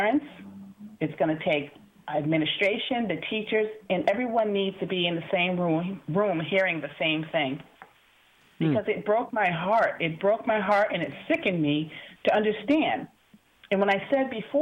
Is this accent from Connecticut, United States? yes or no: yes; Bridgeport, Connecticut, United States; growing up in Bridgeport Public Schools back in the 70s